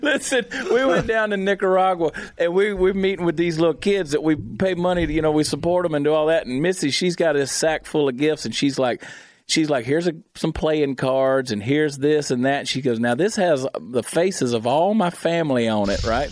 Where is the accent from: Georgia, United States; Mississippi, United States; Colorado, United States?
Georgia, United States; I grew up in Georgia, right on the South Carolina line.